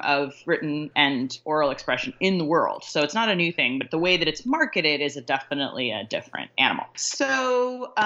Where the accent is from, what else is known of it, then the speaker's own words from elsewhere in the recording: Laramie, Wyoming, United States; I was raised in Wyoming, mostly in Laramie